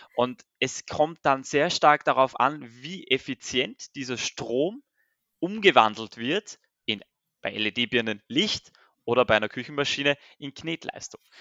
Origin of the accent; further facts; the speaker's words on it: Austria; ich bin gebürtiger Österreicher